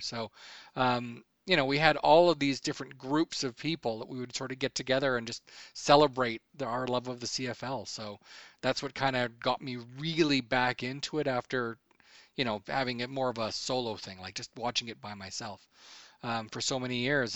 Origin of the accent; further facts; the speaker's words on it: Edmonton, Alberta, Canada; also born or lived in Medicine Hat, Alberta; we moved from Medicine Hat, where I was born, up to Edmondson, where my mom's brother worked